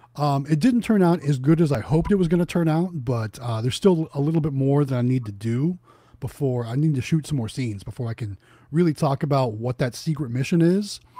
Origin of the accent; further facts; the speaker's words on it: Youngstown, Ohio, United States; moved away; I'm originally from Northeast Ohio, as my shirt says. Youngstown, Ohio, is where I'm from.